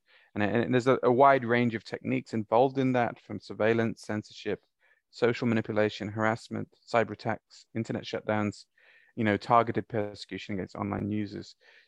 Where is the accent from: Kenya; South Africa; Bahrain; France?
Bahrain; also born or lived in Saudi Arabia; And I grew up in the Gulf. I grew up in Bahrain and Saudi.